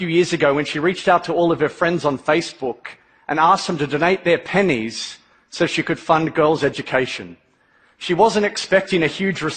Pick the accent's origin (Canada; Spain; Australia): Australia; Melbourne, Victoria; Growing up in Melbourne, Australia, I was one of those seriously irritating little kids